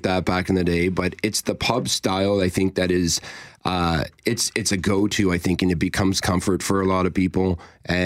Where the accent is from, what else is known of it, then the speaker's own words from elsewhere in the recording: the Maritimes, Canada; now in Manitoba, Canada; I'm from the Maritimes, as you know. So, I mean, when I moved to Manitoba